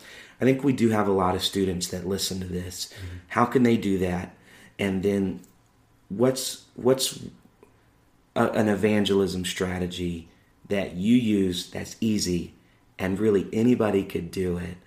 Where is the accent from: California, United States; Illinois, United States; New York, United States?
Illinois, United States; Chicago; I don't sound like I'm from the South. I don't sound like I'm from the North. I'm like, I'm from Chicago.